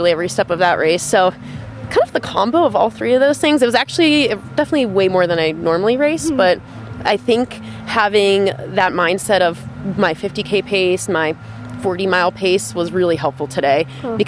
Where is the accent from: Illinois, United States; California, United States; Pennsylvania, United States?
Pennsylvania, United States; Western; moved away as an adult; also born or lived in Washington, D.C.; now in Salt Lake City, United States; I'm originally from Pennsylvania, Western Pennsylvania